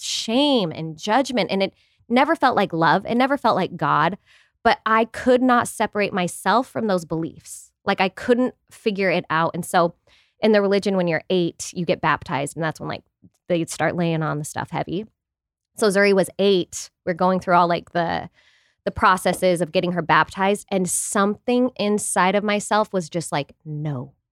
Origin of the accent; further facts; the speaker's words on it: Utah, United States; we're from Utah